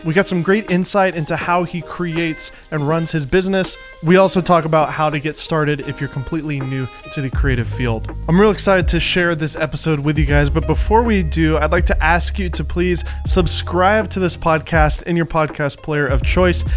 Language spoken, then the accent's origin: English; Nashville, Tennessee, United States; I'm from Nashville